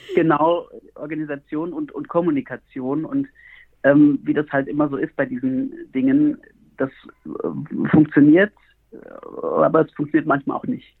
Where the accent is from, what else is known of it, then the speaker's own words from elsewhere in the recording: near Frankfurt am Main, Hesse, Germany; moved away as an adult; also born or lived in Bamberg / Montpellier / Berlin; now in Heiligenkreuz, Austria; Ich bin selber Deutscher, komme aus der Nähe von Frankfurt am Main ursprünglich